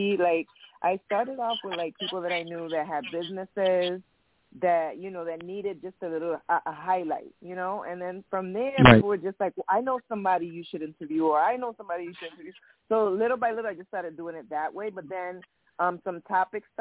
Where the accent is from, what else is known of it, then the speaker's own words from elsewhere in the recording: Connecticut, United States; I'm from Connecticut. Both parents are from Puerto Rico. I'm Puerto Rican, but born in the United States. But when growing up in the projects